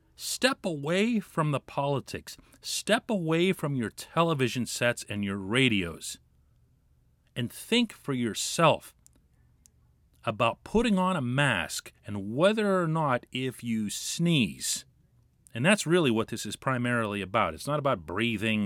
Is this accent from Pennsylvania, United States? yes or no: yes; Pittsburgh, Pennsylvania, United States; as a Pittsburgher